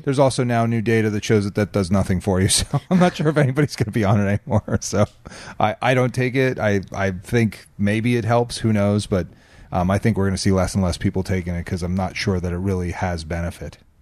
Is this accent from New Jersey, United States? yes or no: yes; New Jersey, United States; now in California, United States; I'm from Jersey